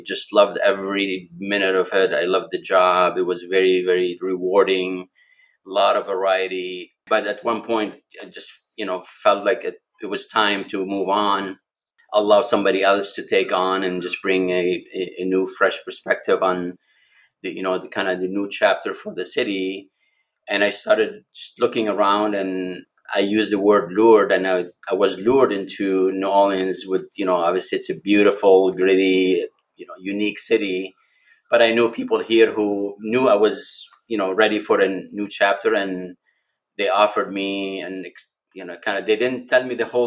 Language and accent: English; Lebanon; moved away as an adult; now in Milwaukee, United States; I was born and raised in Lebanon